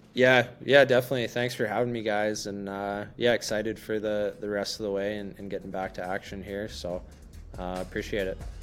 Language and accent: English; Hollidaysburg, Pennsylvania, United States; now in Chicago, United States; the boys from my hometown